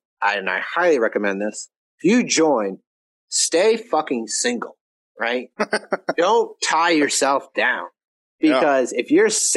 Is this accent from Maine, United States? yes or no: yes; Maine, United States; moved away as an adult; also born or lived in Alaska; I've been living my life in Maine, which is basically its own country. It's just so isolated from everything else. Half the country doesn't even know it's a state. I say I'm from Maine